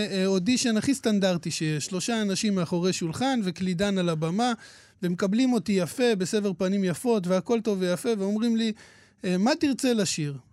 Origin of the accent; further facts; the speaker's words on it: Hadera, Haifa District, Israel; אני גדלתי בחדרה, עדיין גר בחדרה